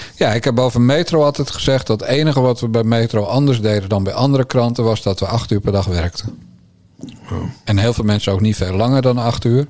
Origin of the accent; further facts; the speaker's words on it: Bergambacht, South Holland, Netherlands; ik ben een timmermanszoon uit Bergambacht